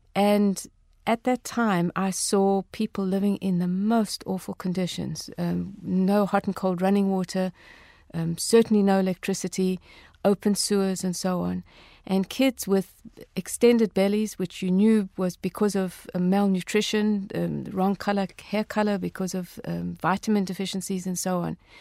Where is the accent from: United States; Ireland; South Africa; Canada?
South Africa; growing up in South Africa, um, during apartheid